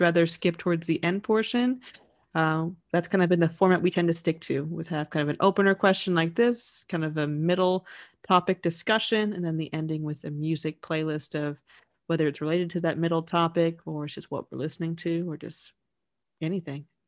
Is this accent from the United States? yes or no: yes; United States; growing up in the States